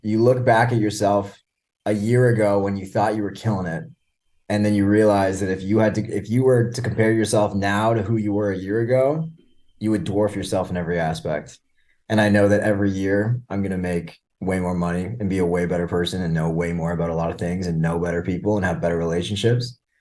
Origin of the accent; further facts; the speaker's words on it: Canada; also born or lived in Burlington; now in Miami, United States; I'm Canadian.